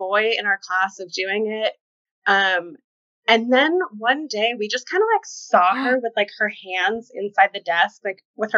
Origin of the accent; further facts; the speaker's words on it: Kentucky, United States; now in New York, United States; Originally, Kentucky